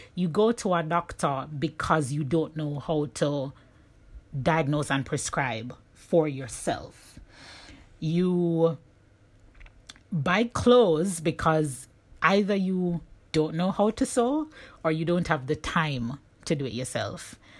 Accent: Jamaica; moved away; my journey as a Jamaican digital nomad

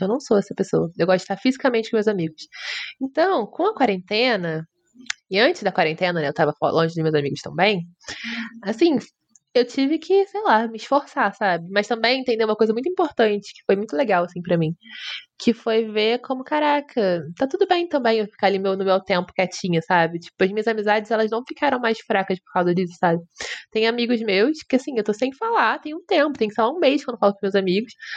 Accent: Rio de Janeiro, Brazil; Eu sou do Rio

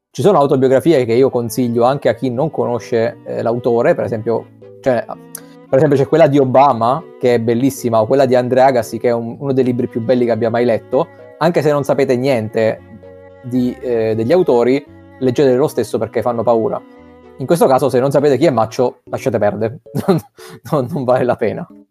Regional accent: Abruzzo, Italy; dalle nostre parti, cioè in Abruzzo

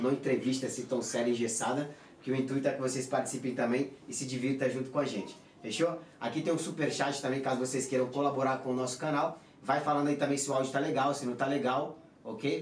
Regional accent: Pará, Brazil; also born or lived in Santos / Praia Grande; now in Madrid, Spain; Eu, eu, eu nasci, nasci, nasci lá no Pará, só que eu fui para Santos em 2009.

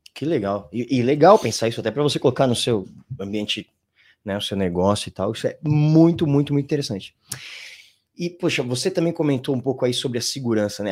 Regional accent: Brazil; somos brasileiros

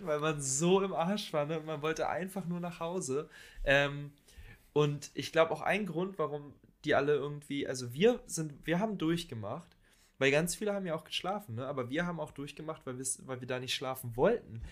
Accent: Falkensee, Brandenburg, Germany; wir sind in Falkensee zur Schule gegangen, haben da gelebt

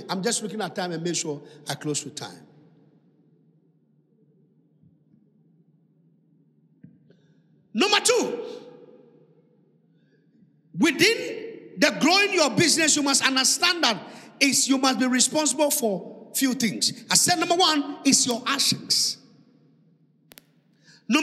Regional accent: Accra, Greater Accra, Ghana; English is a second language; I grew up in Osunshona. So speaking English at this time is a hard work

